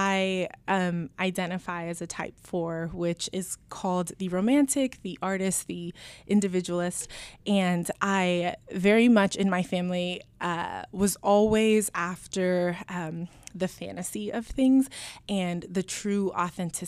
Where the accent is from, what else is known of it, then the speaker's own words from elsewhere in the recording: Anchorage, Alaska, United States; first language Spanish; English is a second language; moved away as an adult; now in Portland, United States; I grew up in Anchorage, Alaska, and my dad is Dominican and my mom is from Honduras